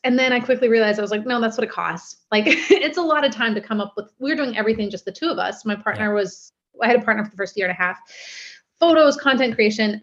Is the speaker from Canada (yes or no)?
yes; Steveston, British Columbia, Canada; also born or lived in Vancouver; I grew up in Steveston.